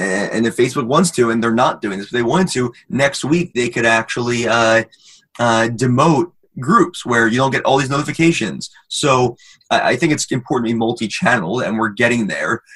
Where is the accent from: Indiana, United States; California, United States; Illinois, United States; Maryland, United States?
Maryland, United States; also born or lived in Michigan; I'm from Maryland